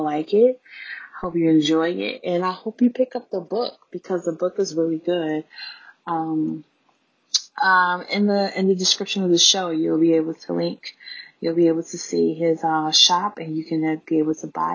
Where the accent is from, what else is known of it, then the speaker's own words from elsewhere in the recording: Chicago, Illinois, United States; I was born and raised in Chicago.